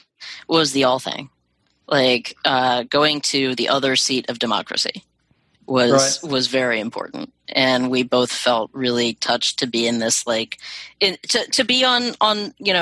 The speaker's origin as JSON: {"language": "English", "region": "Pacific Northwest", "country": "United States", "tie": "born or raised there", "said": "I grew up in the Pacific Northwest, where the seasons aren't as well defined"}